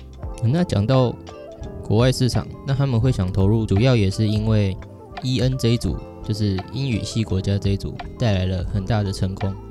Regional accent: Taiwan; 当然禁播就换我们台湾人这边不爽了，换我们烧这样。

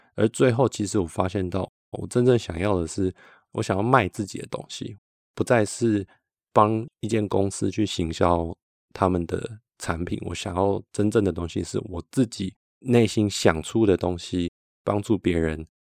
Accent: Taiwan; now in Switzerland; 所以我们那时候就决定要先回台湾

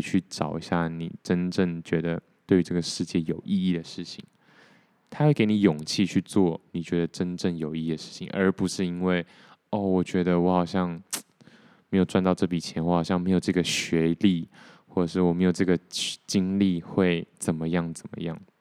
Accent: Taiwan; 我如果不是台湾人的话

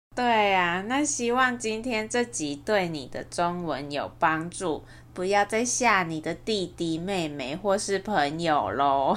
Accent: Taiwan; 我们台湾人

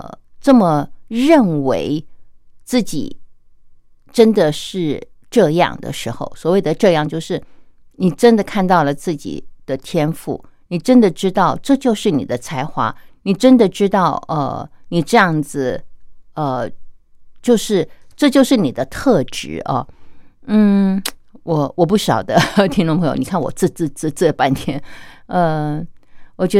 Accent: China; 我们中国人有句话说啊，“天生我材必有用”

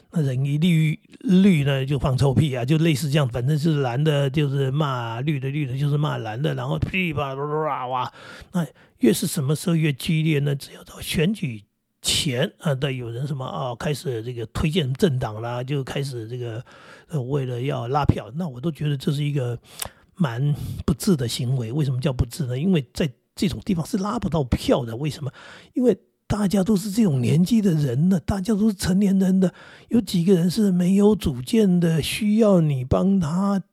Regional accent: Daxi, Taoyuan, Taiwan; 我是桃园人，或者我是大溪人

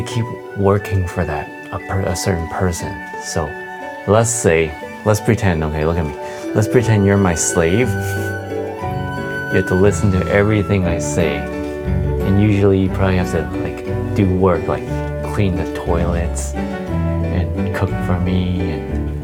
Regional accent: Canada; I'm from Canada, I'm Canadian.

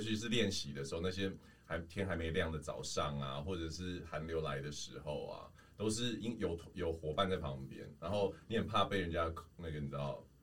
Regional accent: Taoyuan, Taiwan; 我是桃园人嘛

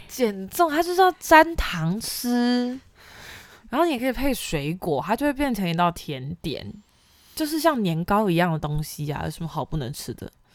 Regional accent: Taipei, Taiwan; also born or lived in Yilan; 我是算是北部长大的小孩，我是嗯。宜兰出生，然后台北长大

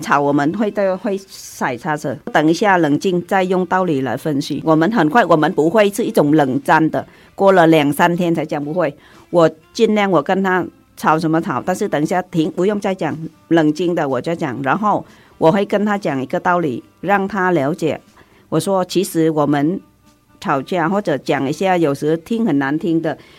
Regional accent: Southern Vietnam, Vietnam; accent: southern Vietnamese; Chinese is a second language; moved away as an adult; now in Taiwan; 我在南越出生长大，所以我就平时讲话都是讲南越的

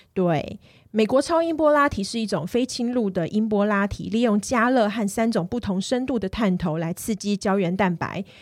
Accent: Kaohsiung, Taiwan; 我是高雄人嘛

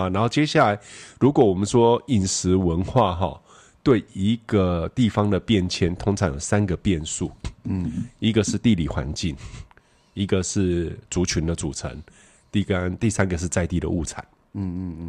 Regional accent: Kaohsiung, Taiwan; 好像我是高雄人嘛，人家看到我就说：“哎，打狗人，对不对？”

